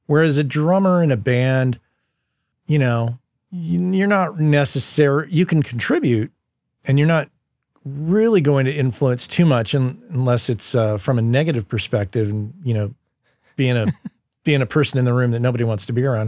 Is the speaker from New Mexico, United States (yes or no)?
yes; Las Cruces, New Mexico, United States; moved away as an adult; also born or lived in San Francisco; Las Cruces, where we grew up in New Mexico